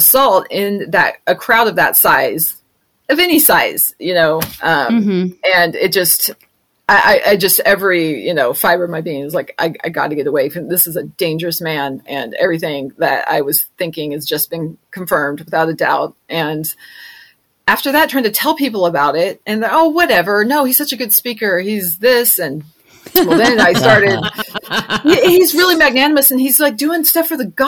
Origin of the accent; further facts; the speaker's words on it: the South, United States; I'm from the South